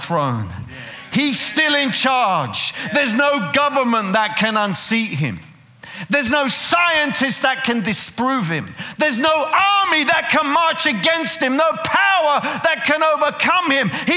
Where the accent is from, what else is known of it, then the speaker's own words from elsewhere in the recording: England, United Kingdom; accent: British; moved away; another British man from England